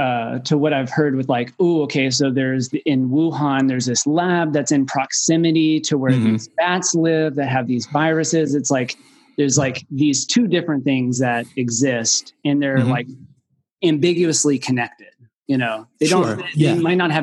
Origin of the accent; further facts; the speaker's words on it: Waco, Texas, United States; from Waco, but I don't have anything to say.